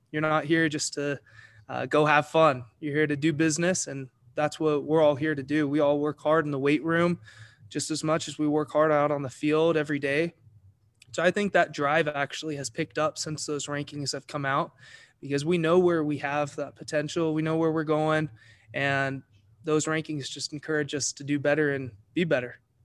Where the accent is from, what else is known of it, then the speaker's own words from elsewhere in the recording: Eagle, Idaho, United States; I'm from Eagle, Idaho